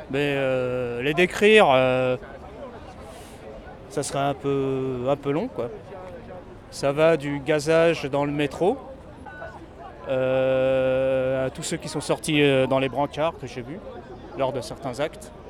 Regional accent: Paris region, Île-de-France, France; région parisienne.

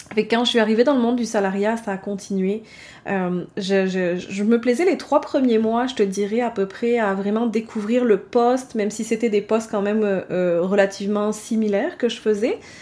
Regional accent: France; moved away as an adult; also born or lived in Baie-Comeau, Quebec, Canada; now in Canada; j'ai quitté la France pour venir m'installer au Canada en 2010.

